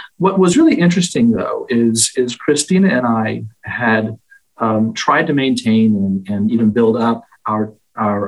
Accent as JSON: {"language": "English", "town": "Dallas", "region": "Texas", "country": "United States", "moved": "as an adult", "lives_now": "Boston, United States", "said": "I'm from Dallas"}